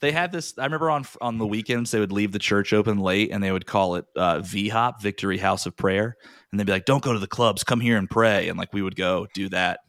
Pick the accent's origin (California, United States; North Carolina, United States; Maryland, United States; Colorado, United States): North Carolina, United States; Raleigh; moved away as an adult; also born or lived in New York; born and raised in Raleigh